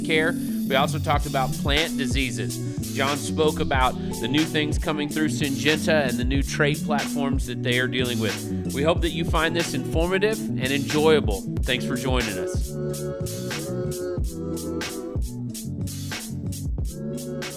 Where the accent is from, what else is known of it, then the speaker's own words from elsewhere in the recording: Texas, United States; now in Illinois, United States; I'm from Texas